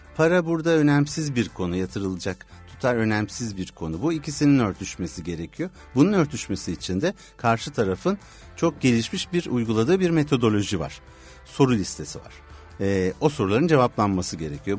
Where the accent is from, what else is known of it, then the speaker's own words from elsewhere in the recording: İzmir, Turkey; İzmirliyim diyebilirim